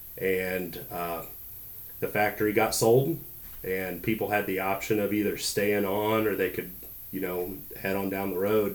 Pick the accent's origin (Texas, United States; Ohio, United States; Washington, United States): Ohio, United States; moved away as an adult; now in Charleston, United States; I'm from Ohio